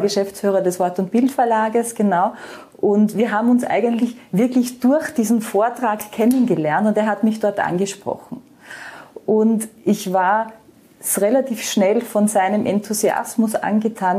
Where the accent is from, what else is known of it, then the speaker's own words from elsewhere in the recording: Austria; moved away as an adult; also born or lived in Vienna; now in Baierbrunn, Germany; ich bin gebürtige Österreicherin, wie man hört